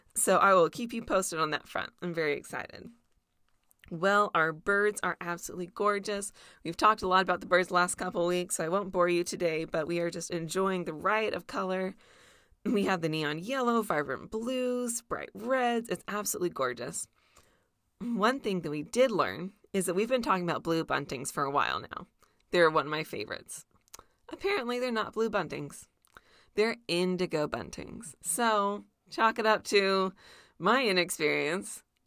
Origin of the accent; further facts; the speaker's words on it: near Disneyland, California, United States; I grew up near Disneyland